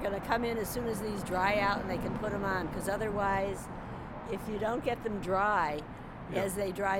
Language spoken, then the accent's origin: English; St. Louis, Missouri, United States; I'm from St. Louis, Missouri, and my son lives here, and it's warmer here than in, theoretically, than St. Louis.